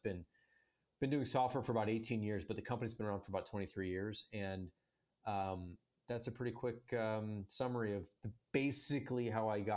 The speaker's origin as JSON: {"language": "English", "town": "Chicago", "region": "Illinois", "country": "United States", "tie": "born or raised there", "said": "I'm from Chicago and grew up in the Chicago suburbs"}